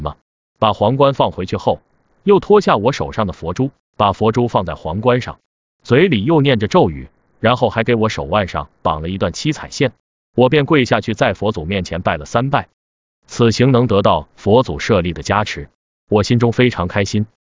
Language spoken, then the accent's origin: Chinese; China; 我是来自中国的客人